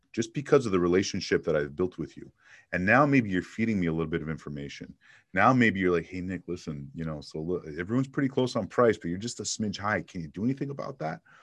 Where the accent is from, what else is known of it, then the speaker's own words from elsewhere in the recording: Montreal, Quebec, Canada; moved away as an adult; also born or lived in Toronto / Miami; now in Phoenix, United States; I was born and raised in Montreal.